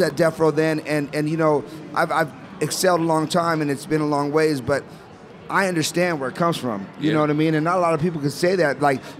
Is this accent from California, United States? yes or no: yes; Downey, California, United States; also born or lived in Pomona; I lived in Pomona myself and originally from Downey